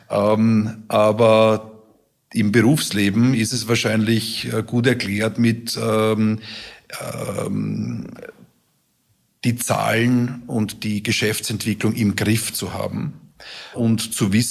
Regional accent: Vienna, Austria; Genau, Gott sei Dank in meiner Heimat.

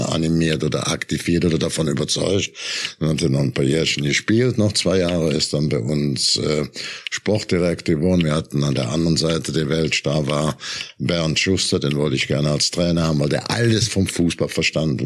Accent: Germany; bei uns in Deutschland

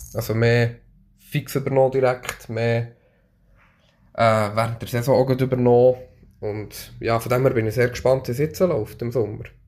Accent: Bernese Oberland, Switzerland; Ich bin im Berner Oberland aufgewachsen

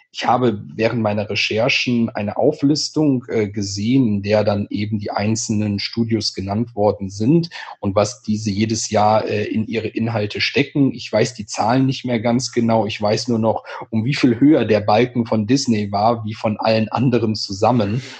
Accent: home region of Phantasialand, North Rhine-Westphalia, Germany; aus meiner Heimat das Phantasialand

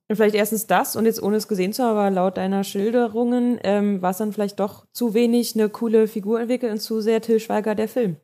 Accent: Germany; wir als Deutsche hier

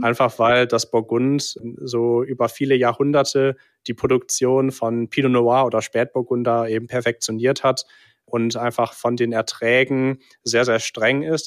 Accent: England, United Kingdom; now in Cologne, Germany; ich bin äh, tatsächlich gebürtiger Brite, mhm. bin in England geboren und aufgewachsen

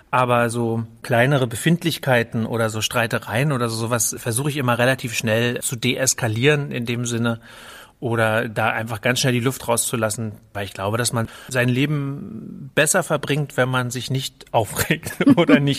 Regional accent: Berlin, Germany; also born or lived in Greifswald; Der Junge aus Greifswald, der aber wirklich eigentlich sich als Berliner fühlt.

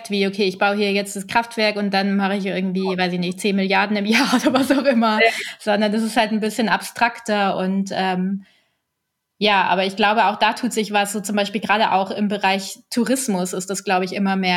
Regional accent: Munich, Bavaria, Germany; also ich bin ja in München geboren und aufgewachsen und ich bin ja. aber irgendwie so ein äh, Nordseekind so ein bisschen.

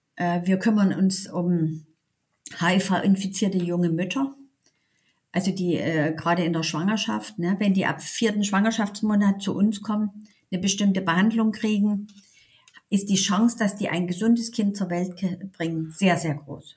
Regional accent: Dresden, Saxony, Germany; accent: Sächsisch; moved away as an adult; also born or lived in Berlin; wieder in meiner Heimatstadt

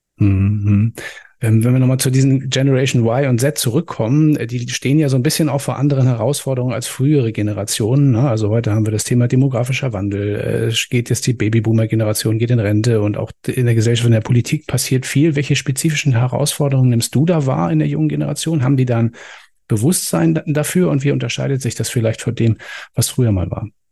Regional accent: Germany; bei uns in Deutschland

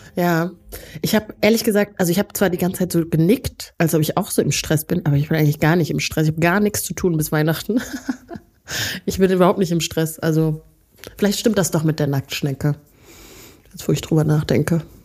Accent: Neukirchen-Vluyn, North Rhine-Westphalia, Germany; also born or lived in Rwanda; Neukirchenflühen da wo ich aufgewachsen bin.

